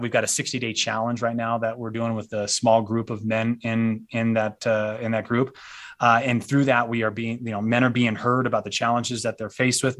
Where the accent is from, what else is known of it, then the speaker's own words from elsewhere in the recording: United States; we as a culture, as an American culture